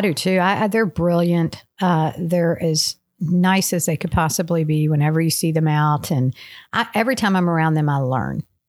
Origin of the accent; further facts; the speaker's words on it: Louisville, Kentucky, United States; I grew up in Louisville